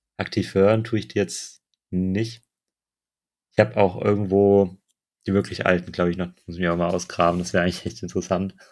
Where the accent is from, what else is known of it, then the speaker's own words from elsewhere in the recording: Neuwied, Rhineland-Palatinate, Germany; moved away as an adult; also born or lived in Mainz; now in Bonn, Germany; ich komme aus Neuwied. Ich weiß nicht, ob das irgendjemand von euch kennt. Das ist nicht weit weg von Bonn. Ähm, ja, bin dann da auch zur Schule gegangen